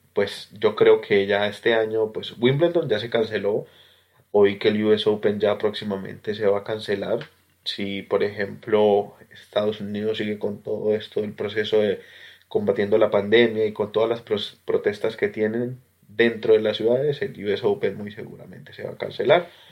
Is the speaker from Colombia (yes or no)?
yes; Colombia; now in Australia; como colombiano